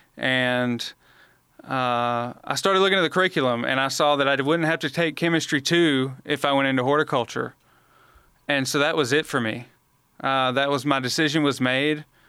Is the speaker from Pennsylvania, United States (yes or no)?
no; Montgomery, Alabama, United States; I was born and raised in Montgomery